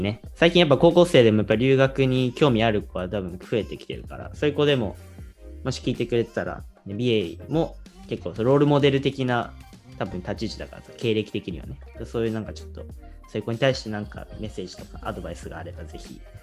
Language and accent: Japanese; Japan; moved away as an adult; now in United States; 日本人とはいえそう僕みたいにこうずっと日本の高校に来た子